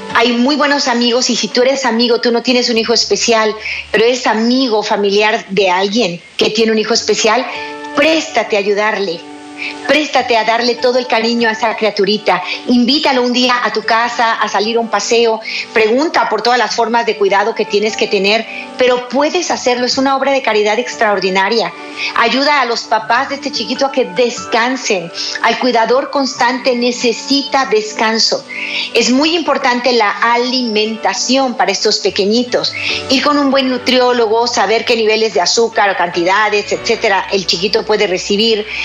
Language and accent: Spanish; Guadalajara, Jalisco, Mexico; en México, en mi ciudad. Guadalajara, Jalisco, México